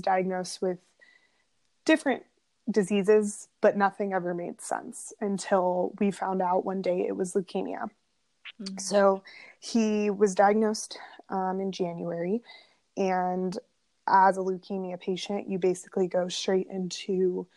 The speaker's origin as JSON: {"language": "English", "town": "Las Vegas", "region": "Nevada", "country": "United States", "tie": "born or raised there", "moved": "as an adult", "lives_now": "Florida, United States", "said": "I was born and raised in Las Vegas"}